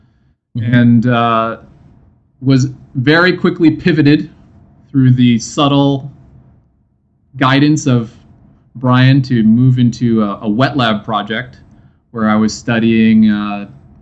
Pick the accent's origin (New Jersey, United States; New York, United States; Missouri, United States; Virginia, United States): Missouri, United States; St. Louis; I grew up in St. Louis, Missouri